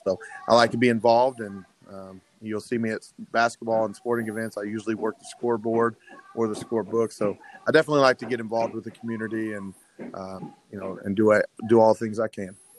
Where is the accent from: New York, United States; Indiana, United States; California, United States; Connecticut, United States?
Indiana, United States; Terre Haute; I was born and raised in Terre Haute